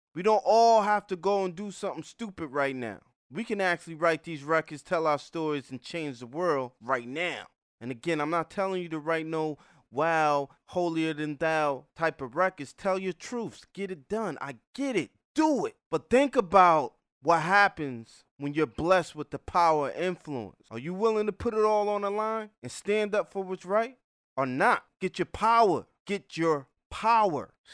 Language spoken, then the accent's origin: English; New Haven, Connecticut, United States; I grew up in New Haven, Connecticut